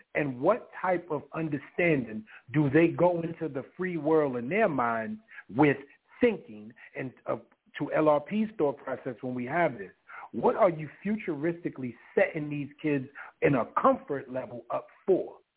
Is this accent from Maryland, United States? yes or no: no; New York City, New York, United States; growing up in Harlem in the South Bronx